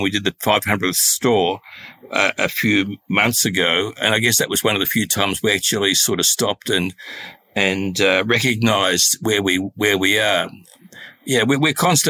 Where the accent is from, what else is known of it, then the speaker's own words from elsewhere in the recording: Australia; also born or lived in Russia; I was born 1946, was 2 years old when we came to Australia.